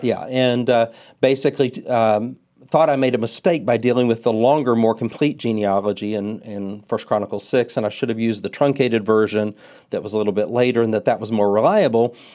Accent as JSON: {"language": "English", "region": "Texas", "country": "United States", "said": "As a Texan"}